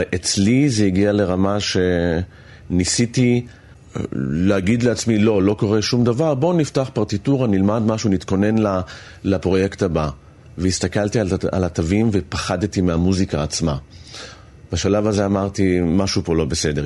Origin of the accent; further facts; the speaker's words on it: Holon, Tel Aviv District, Israel; בחדר שלי, בבית של ההורים בחולון